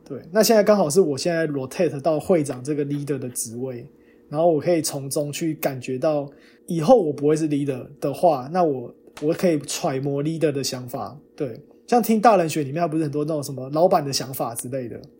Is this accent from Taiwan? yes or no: yes; Taiwan; moved away as an adult; now in United States; 我们这种研究生都是土生土长台湾人，来美国再读个硕士、博士这样的人